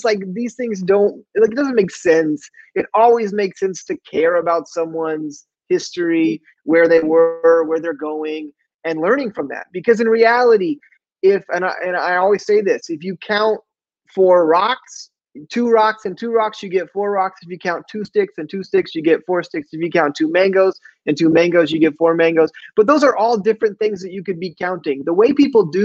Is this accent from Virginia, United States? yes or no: no; Mid Missouri, United States; I'm from Mid Missouri